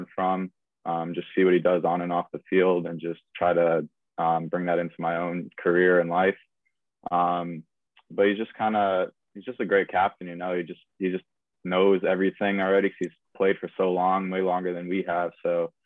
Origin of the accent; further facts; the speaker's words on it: Connecticut, United States; now in Omaha, United States; I'm obviously from Connecticut